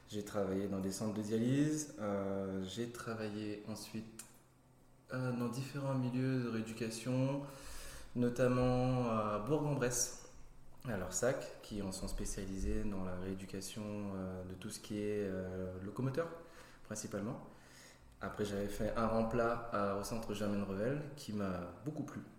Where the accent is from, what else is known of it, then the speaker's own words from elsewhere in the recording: Réunion; moved away as an adult; now in Lyon, France; je viens de l'île de la Réunion. Ça va faire bientôt 8 ans que je suis à Lyon.